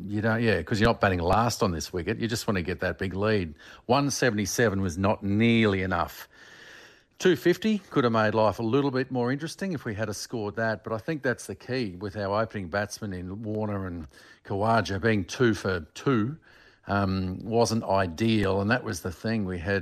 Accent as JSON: {"language": "English", "country": "Australia", "said": "Because not just being an Australian"}